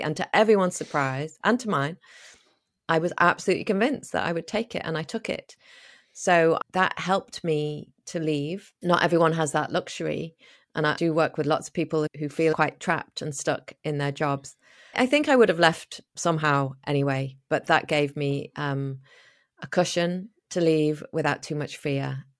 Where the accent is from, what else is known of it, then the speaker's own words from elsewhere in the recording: Liverpool, North West England, United Kingdom; moved away as an adult; also born or lived in Spain / Australia / New Zealand / United States; I was born in Liverpool in the north of England